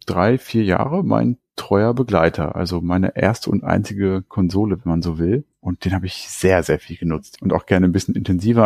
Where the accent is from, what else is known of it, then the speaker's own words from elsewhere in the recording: Hanover, Lower Saxony, Germany; eine Kaufhauskette hier bei uns in Hannover und da war ich dann in der Spielzeugabteilung